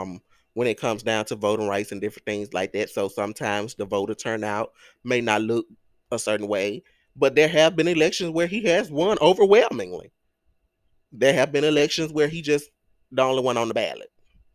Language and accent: English; Greenwood, Mississippi, United States; I grew up, I was born and raised in Greenwood, LaFleur County.